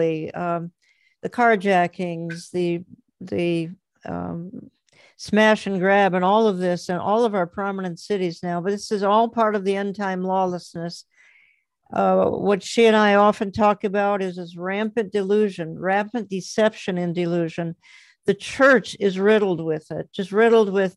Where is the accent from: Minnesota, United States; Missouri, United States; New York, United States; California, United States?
Minnesota, United States; Minneapolis; Michelle and I come from Minneapolis, St. Paul area.